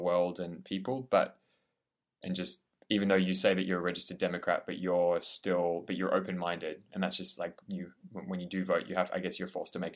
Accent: Australia; as an Australian

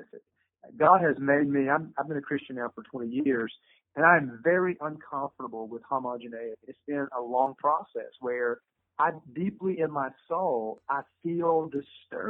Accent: Eastern Kentucky, United States; now in Louisville, United States; I grew up in Eastern Kentucky, a very racist part of Eastern Kentucky. And in my little town, there were not a lot of minorities there.

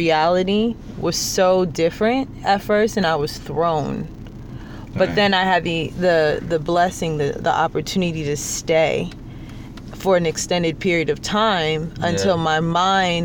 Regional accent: United States; I was born and raised here in the States

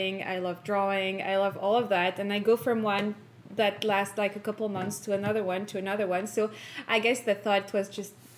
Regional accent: Occitania, France; moved away as an adult; also born or lived in Covington, Louisiana; now in Louisiana, United States; It was my first time away from my family, away from my hometown

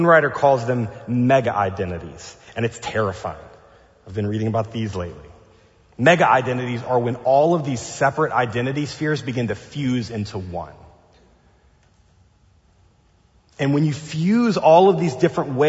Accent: the South, United States; now in Pasadena, United States; I grew up inside of a Southern Baptist tradition in the South

